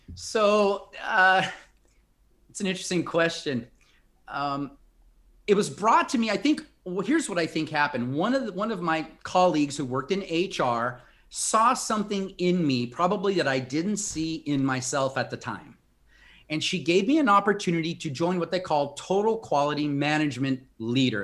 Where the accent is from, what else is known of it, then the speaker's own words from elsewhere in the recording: Compton, California, United States; moved away as an adult; also born or lived in India / Brazil / Mexico; I grew up in a small town south of Los Angeles, California. Not many people have heard of it. Compton, California